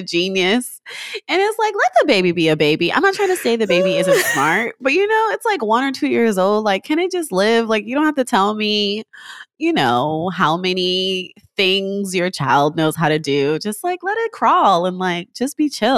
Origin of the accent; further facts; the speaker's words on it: New York City, New York, United States; now in Los Angeles, United States; I'm originally from New York